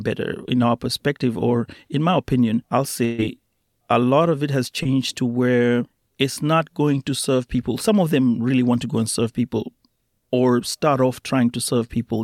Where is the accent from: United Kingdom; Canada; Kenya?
Kenya; Mombasa, Mombasa County; moved away as an adult; now in United States; I come from Mombasa